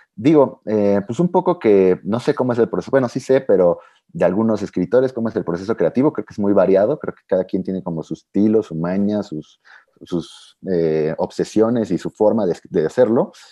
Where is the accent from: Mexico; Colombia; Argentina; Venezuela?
Mexico; como alguien mexicano que he vivido toda mi vida en México